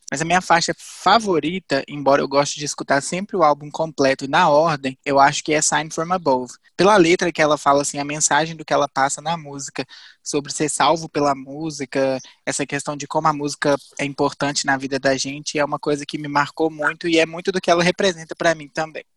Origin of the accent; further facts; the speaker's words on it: Viçosa, Minas Gerais, Brazil; eu moro em Viçosa, nasci aqui